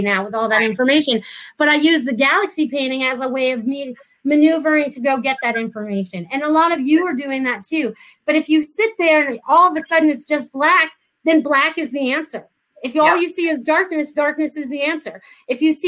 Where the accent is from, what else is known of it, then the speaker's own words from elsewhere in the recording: New England, United States; moved away as an adult; now in Florida, United States; I was from New England. I'd never really visited Florida, but I came here in 1994.